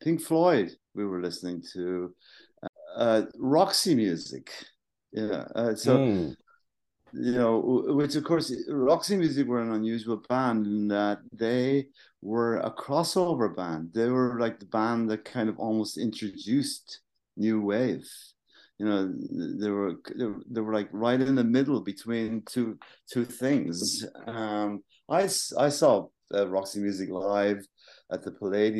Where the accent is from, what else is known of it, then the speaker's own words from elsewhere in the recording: Wexford, Leinster, Ireland; moved away as an adult; We're from Wexford.